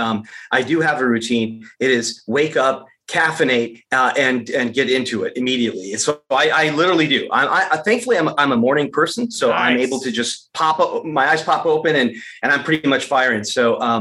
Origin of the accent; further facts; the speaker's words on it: Michigan, United States; I was born and raised in Michigan